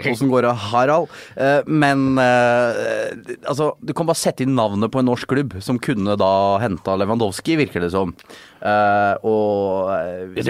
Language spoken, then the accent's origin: Norwegian; Sarpsborg, Østfold, Norway; moved away as an adult; also born or lived in Oslo; da jeg forlot min hjemby i 2000 2009